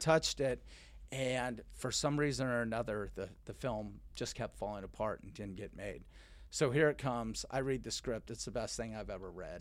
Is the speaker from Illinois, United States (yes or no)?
no; Richardson, Texas, United States; I grew up in Dallas, Texas